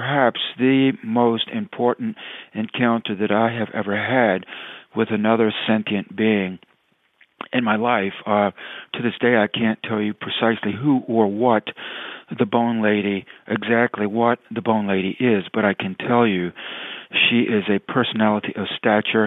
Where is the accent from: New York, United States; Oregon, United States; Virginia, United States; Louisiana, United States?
Virginia, United States; Tidewater; I grew up in Tidewater, Virginia